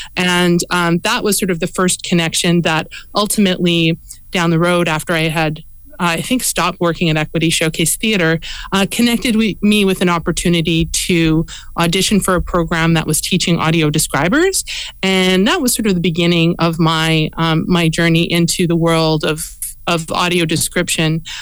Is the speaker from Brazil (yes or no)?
no; Edmonton, Alberta, Canada; moved away as an adult; also born or lived in Montreal; now in Toronto, Canada; I was born in um, in Alberta. I grew up in Edmonton